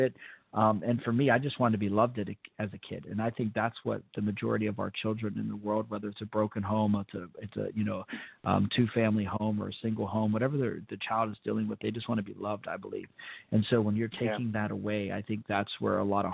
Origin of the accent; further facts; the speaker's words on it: Fort Benning, Georgia, United States; I was born in Fort Benning